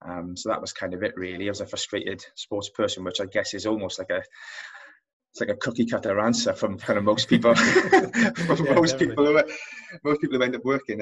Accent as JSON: {"language": "English", "region": "Wales", "country": "United Kingdom", "accent": "Welsh", "said": "as you can probably tell by my accent, I'm Welsh"}